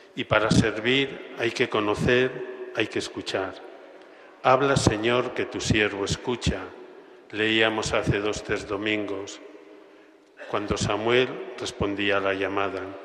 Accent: Alcorisa, Aragon, Spain; moved away as an adult; also born or lived in Castellón; now in Pamplona, Spain; mi pueblo Alcoriza

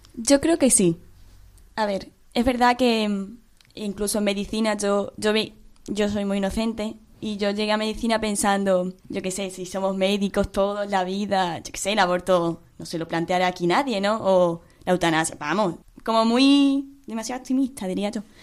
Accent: Mérida, Extremadura, Spain; moved away as an adult; yo soy de, de Mérida, entonces yo estoy aquí estudiando

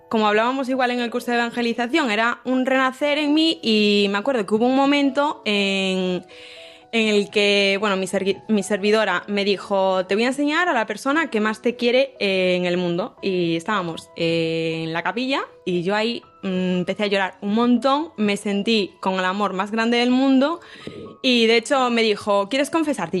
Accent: A Coruña, Galicia, Spain; now in Santiago de Compostela, Spain; yo soy de Coruña, eh, estudié en el colegio Hijas de Cristo Rey

